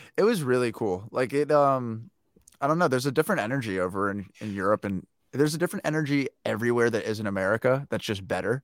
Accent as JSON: {"language": "English", "country": "United States", "said": "as an American"}